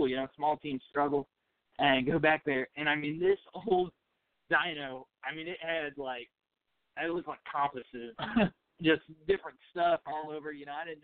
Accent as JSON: {"language": "English", "town": "St. Louis", "region": "Missouri", "country": "United States", "tie": "born or raised there", "said": "my hometown, growing up in St. Louis"}